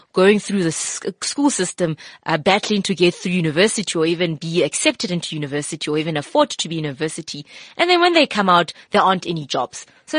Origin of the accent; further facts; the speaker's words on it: South Africa; I'm here. I'm a South African and I can give you those skills.